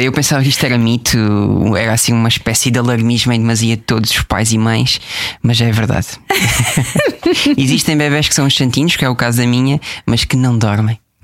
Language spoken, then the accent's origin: Portuguese; Portugal; gosto muito da minha terra, que é Brantes